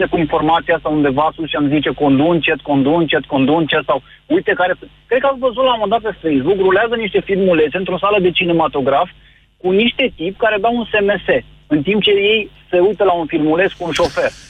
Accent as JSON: {"language": "Romanian", "town": "Timișoara", "region": "Timiș County", "country": "Romania", "said": "În momentul de față, la Timișoara, eu sunt din Timișoara"}